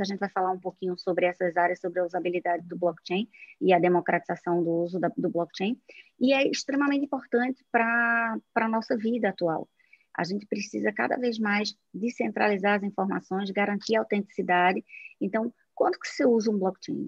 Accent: Northeast Region, Brazil; accent: nordestino; now in Recife, Brazil; estou aqui em Recife, pelo meu sotaque, vocês já sabem que sou nordestina

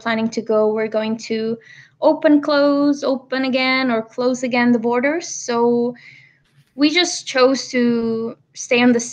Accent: Barcelona, Catalonia, Spain; moved away as an adult; I'm originally from Barcelona. I'm here right now. I lived here for most of my life until I finished university.

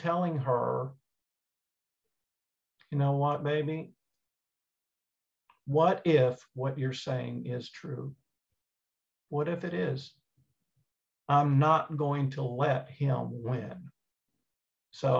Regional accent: East Texas, United States; growing up in East Texas

